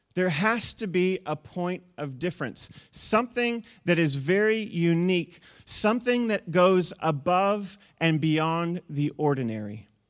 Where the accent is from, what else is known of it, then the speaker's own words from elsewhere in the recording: New Zealand; moved away; also born or lived in United States; we're from New Zealand